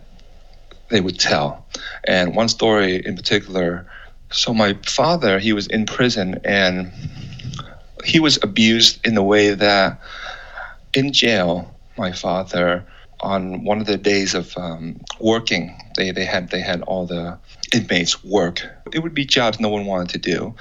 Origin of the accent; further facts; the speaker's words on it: Nha Trang, Khanh Hoa, Vietnam; moved away; I was born in Nha Trang, Vietnam. I was born in 1982